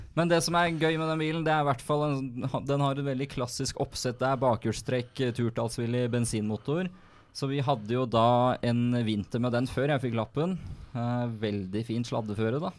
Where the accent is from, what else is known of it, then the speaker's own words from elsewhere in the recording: Skotterud, Akershus, Norway; moved away; pappa og jeg vi har den hjemme på Skotterud